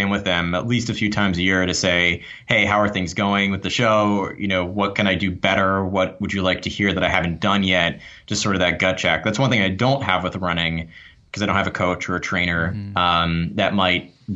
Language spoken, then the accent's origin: English; New York, United States; I'm from New York, but wow, did I talk fast